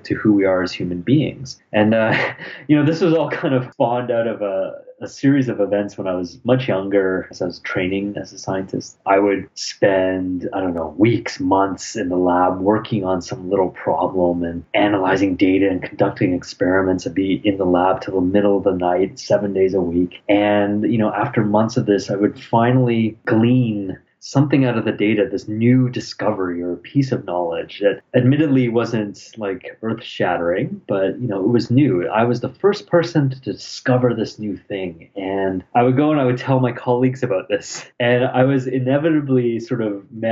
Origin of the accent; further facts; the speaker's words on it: Toronto, Ontario, Canada; also born or lived in England; now in Ottawa, Canada; I was born in England, but I grew up in Toronto pretty much.